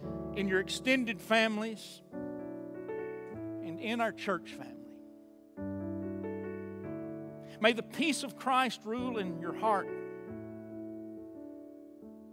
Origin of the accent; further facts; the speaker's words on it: Chandler, United States; I'm from Chandler. I know everything in this town